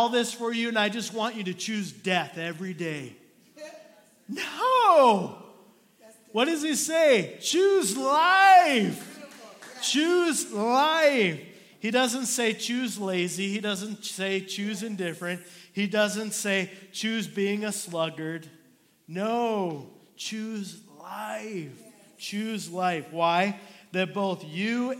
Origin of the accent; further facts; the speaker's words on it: Minnesota, United States; moved away; I was born and raised in Minnesota